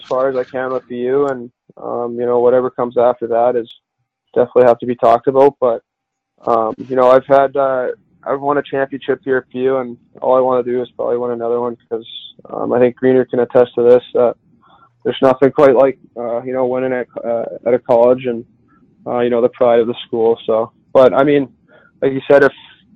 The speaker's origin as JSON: {"language": "English", "country": "Canada", "tie": "born or raised there", "moved": "as an adult", "lives_now": "Boston, United States", "said": "growing up in Canada"}